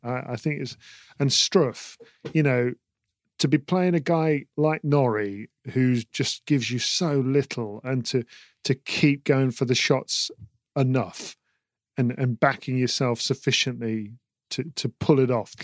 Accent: United Kingdom; as a British person

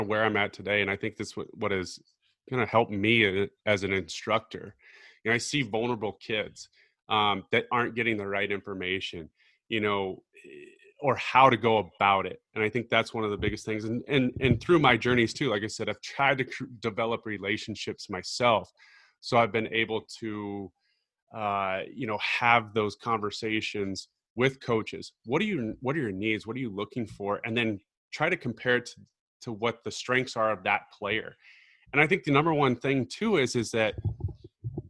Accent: Omaha, Nebraska, United States; also born or lived in Arkansas; growing up in Omaha

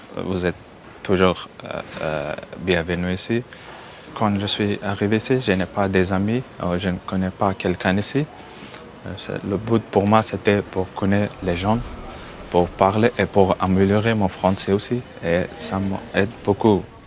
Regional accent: Afghanistan; French is a second language; moved away as an adult; now in France; je viens d'Afghanistan

